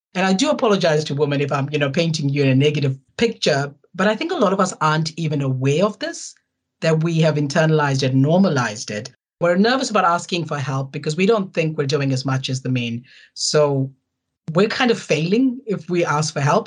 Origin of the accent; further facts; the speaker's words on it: South Africa; moved away as an adult; now in New Zealand; I'm, uh, you know, born and bred in South Africa. I'm a third generation South African Indian